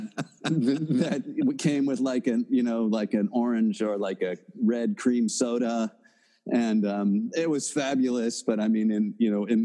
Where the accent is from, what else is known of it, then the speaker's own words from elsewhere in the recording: Kansas City, Kansas, United States; moved away as an adult; also born or lived in Missouri / Peru; I grew up in Kansas City. I lived there until I was 18. Born in Missouri, grew up in Kansas